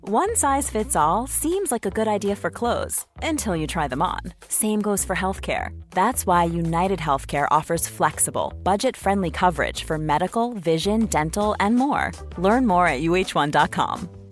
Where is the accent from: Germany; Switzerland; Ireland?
Switzerland; als Schweizer